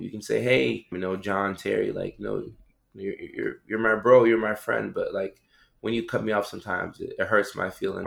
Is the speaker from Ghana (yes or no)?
yes; Ghana; I come from Ghana, West Africa